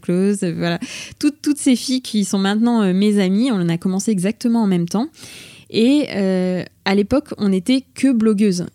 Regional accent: Bourges, Centre-Val de Loire, France; moved away as an adult; also born or lived in Tours / Paris; Je suis originaire de Bourges

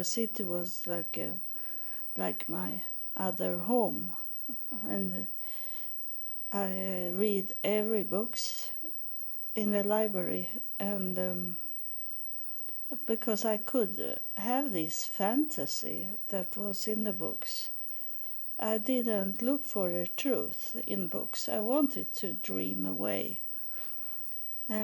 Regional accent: Sweden; English is a second language; I am from Sweden

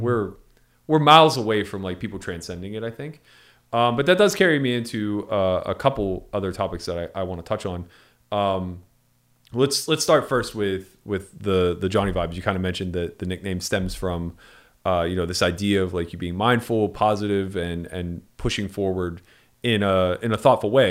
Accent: East Coast, United States; I come from the East Coast

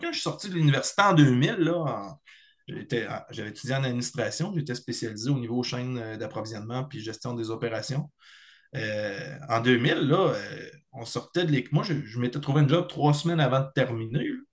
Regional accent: Beauce, Chaudière-Appalaches, Quebec, Canada; also born or lived in Bellechasse, Quebec; je suis originaire de la Beauce, dans la région de Chaudière-Appalaches, mais j'habite dans la région de Bellechasse depuis 16-17 euh, ans

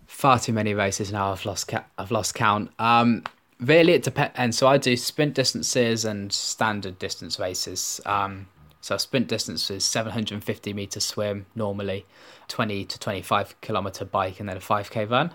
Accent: Birmingham, West Midlands, United Kingdom; I grew up in Birmingham

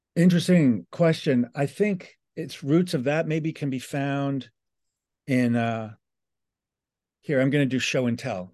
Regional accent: New York City, New York, United States; I'm from New York City. I was just sharing with Paul our shared childhood geography of the Upper West Side

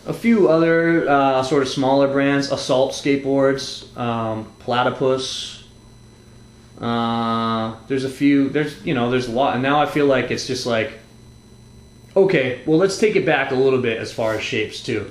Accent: New England, United States; moved away; I grew up on the East Coast, pre-internet

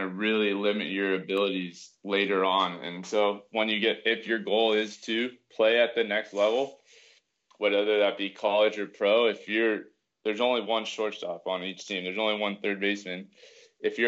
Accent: Thousand Oaks, California, United States; also born or lived in Bay Area, California; I grew up in Thousand Oaks, California

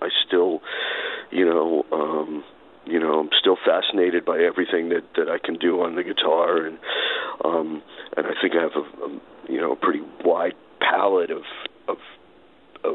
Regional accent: New York City, New York, United States; also born or lived in Brooklyn; I was born in Brooklyn, but I grew up in Far Rockaway

